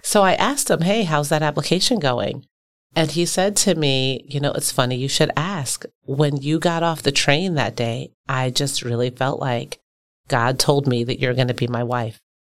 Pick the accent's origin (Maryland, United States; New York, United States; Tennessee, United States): Maryland, United States; Baltimore; now in Milwaukee, United States; I'm from a working class community in Baltimore